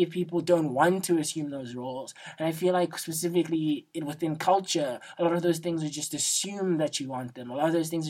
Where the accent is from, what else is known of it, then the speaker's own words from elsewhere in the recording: South Africa; as a South African, I'm Xhosa, and being from South Africa